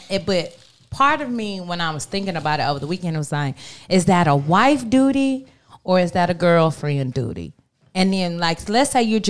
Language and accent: English; the South, United States; I am from the South